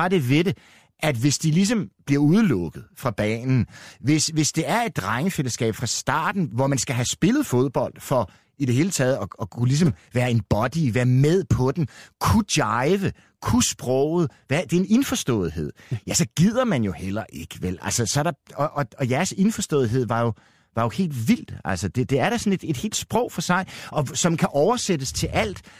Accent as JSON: {"language": "Danish", "country": "Denmark", "said": "jeg er dansker"}